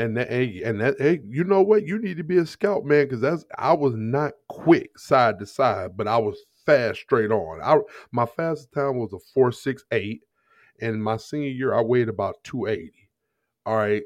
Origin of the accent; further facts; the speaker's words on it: Jennings, Missouri, United States; also born or lived in Ferguson, Missouri; I grew up in Jennings, Missouri